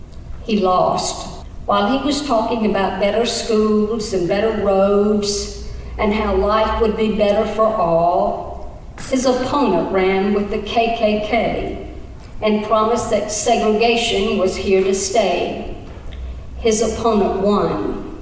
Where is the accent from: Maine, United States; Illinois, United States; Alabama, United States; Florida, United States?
Alabama, United States; Alabama Black Belt, United States; My life, my story, and my journey began when I was born deep in the Alabama Black Belt, 21 miles west of the Georgia state line.